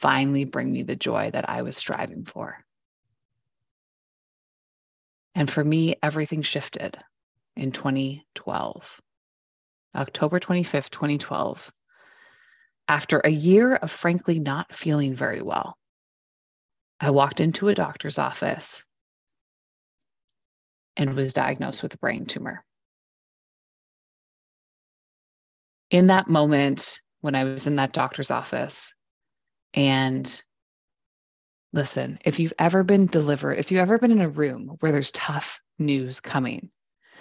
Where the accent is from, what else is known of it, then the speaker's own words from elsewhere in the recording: Waterloo, Ontario, Canada; I grew up in Waterloo, Ontario, Canada, home of the Blackberry